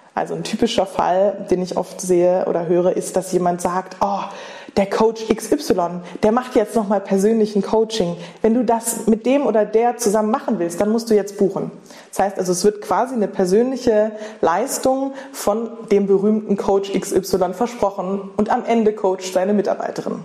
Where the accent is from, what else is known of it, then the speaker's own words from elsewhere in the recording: Germany; moved away as an adult; also born or lived in London / Berlin / Paris; Bei Bremen, Bei Bremen. in Norddeutschland